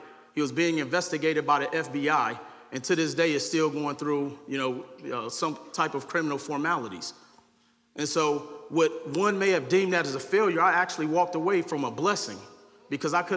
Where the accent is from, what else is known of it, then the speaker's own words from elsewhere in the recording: Milwaukee, Wisconsin, United States; growing up in Milwaukee, Wisconsin